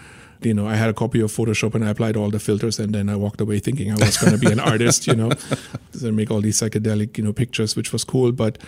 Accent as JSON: {"language": "English", "country": "Germany", "second_language": "English", "said": "I ended up after school moving to Berlin. I'm originally from Germany, in case it wasn't like painfully obvious from the accent at this point."}